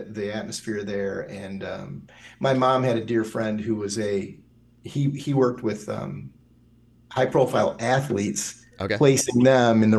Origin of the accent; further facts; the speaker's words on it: a half hour north of Ann Arbor, bedroom community of Detroit, Michigan, United States; I live in Ann Arbor now, and I grew up about a half hour north of here. You know, and when I grew up, it was definitely a bedroom community of Detroit